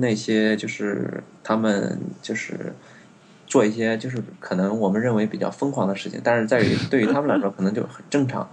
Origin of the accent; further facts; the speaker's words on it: China; moved away; 我们一起去的不仅只有我一个中国人